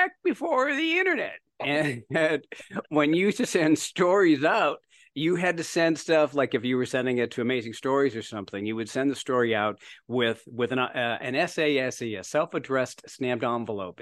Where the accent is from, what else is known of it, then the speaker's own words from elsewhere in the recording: Berkeley Heights, New Jersey, United States; accent: Canadian; also born or lived in Canada; going to New Jersey, as you mentioned, Berkeley Heights, New Jersey. And I moved there 9 years old with my Canadian accent